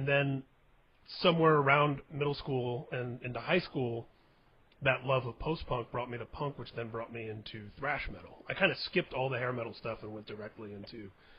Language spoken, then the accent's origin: English; Indiana, United States; I was growing up in Indiana in the Midwest of America